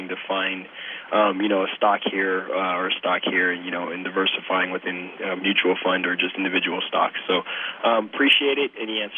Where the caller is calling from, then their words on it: Las Vegas, Nevada, United States; I'm calling from Las Vegas, Nevada. You know, I'm kind of a younger investor.